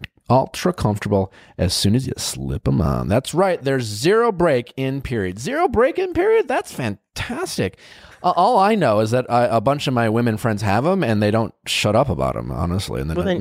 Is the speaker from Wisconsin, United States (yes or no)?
yes; Wisconsin, United States; You can tell I'm from Wisconsin when I say bags.